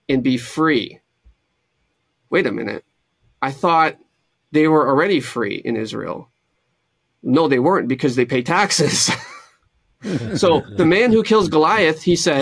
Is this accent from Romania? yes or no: yes; Romania; now in Windsor, Canada; I'm from Romania